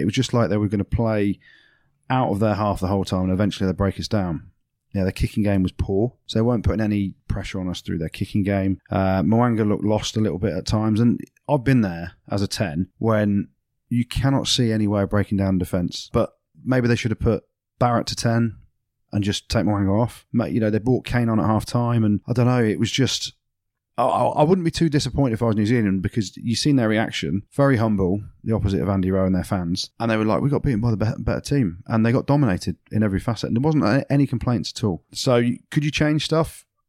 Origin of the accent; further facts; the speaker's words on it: England, United Kingdom; Yeah, I think the main thing is being English